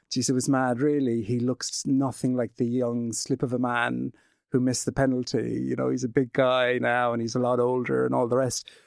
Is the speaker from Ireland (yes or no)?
yes; Glenbeigh, Munster, Ireland; also born or lived in Western Australia / United Kingdom; I'm from Glenbeigh in County Kerry.